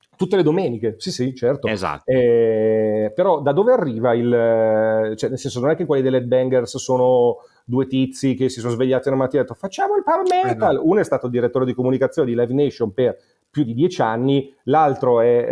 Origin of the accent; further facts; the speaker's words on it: Monza, Lombardy, Italy; also born or lived in Milan; Io sono nato a Milano ma cresciuto a Monza